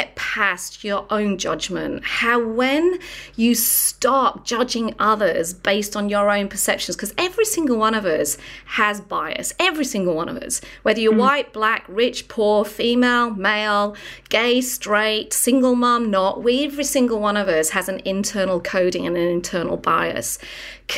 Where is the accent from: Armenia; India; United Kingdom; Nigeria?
United Kingdom; England; from England